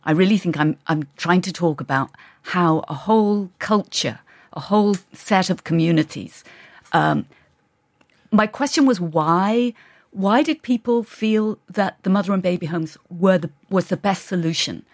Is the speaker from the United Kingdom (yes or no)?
yes; England, United Kingdom; I grew up in England